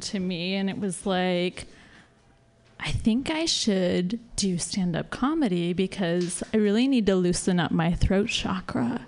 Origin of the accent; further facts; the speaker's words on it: the Bible Belt, the South, United States; moved away as an adult; now in San Francisco, United States; I'm from the Bible Belt.